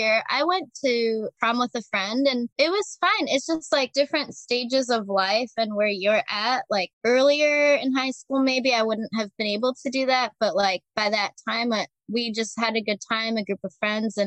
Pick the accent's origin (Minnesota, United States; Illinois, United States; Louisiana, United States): Illinois, United States; Chicago; I'm from Chicago originally